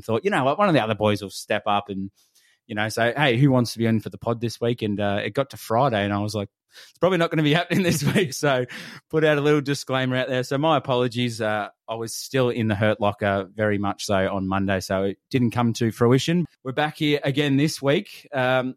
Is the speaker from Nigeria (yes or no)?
no; Australia; we're obviously from Australia